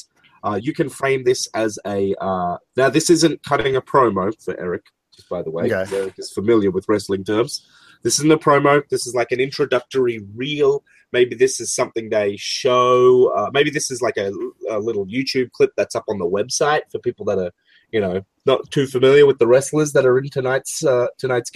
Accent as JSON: {"language": "English", "country": "Australia"}